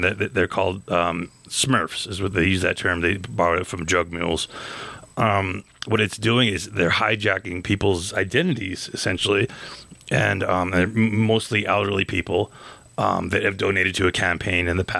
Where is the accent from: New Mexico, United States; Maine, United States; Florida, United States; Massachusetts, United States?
New Mexico, United States; Gallup; my hometown of Gallup